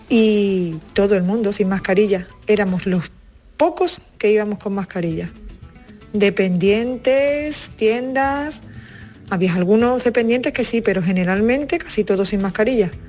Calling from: Cádiz, Andalusia, Spain; de Cádiz.

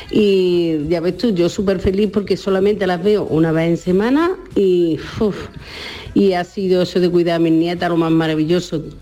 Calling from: Córdoba, Andalusia, Spain; Buenas tardes, cafetero y cafetera. … de Córdoba.

